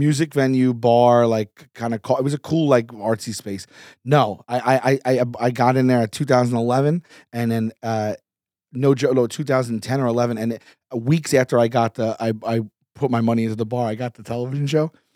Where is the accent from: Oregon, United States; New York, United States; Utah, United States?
New York, United States; New York City; from New York, from Staten Island